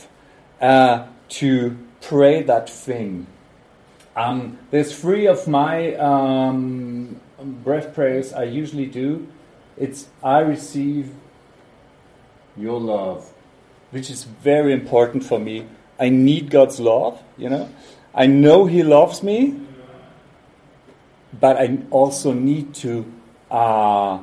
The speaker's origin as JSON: {"language": "English", "region": "Hamburg", "country": "Germany", "said": "I'm from Hamburg, Germany."}